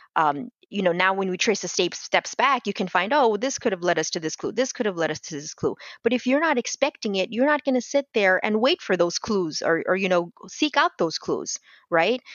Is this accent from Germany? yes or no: no; Bangladesh; now in Tampa, United States; I'm originally from Bangladesh